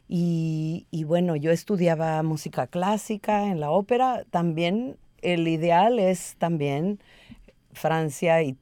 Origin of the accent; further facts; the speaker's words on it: Minnesota, United States; Yo crecí en Minnesota, donde la mayoría de las mujeres se veían así.